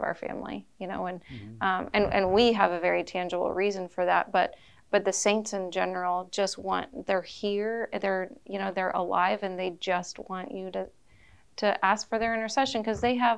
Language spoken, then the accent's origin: English; Wichita, Kansas, United States; we're from the Diocese of Wichita